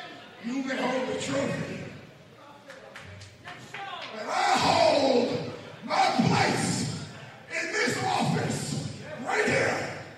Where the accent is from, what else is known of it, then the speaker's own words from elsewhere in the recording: New York City, New York, United States; born there; I was born right here in New York fucking city.